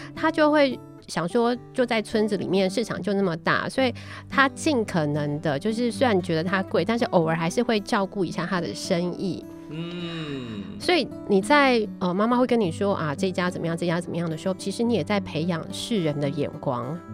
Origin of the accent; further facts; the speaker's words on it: Tainan, Taiwan; 我小时候在台南，开始有便利，连锁便利超商的时候